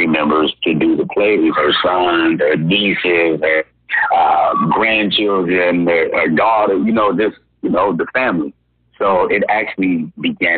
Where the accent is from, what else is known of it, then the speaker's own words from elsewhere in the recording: Gary, Indiana, United States; moved away; also born or lived in Iowa; I am originally from Berry, Indiana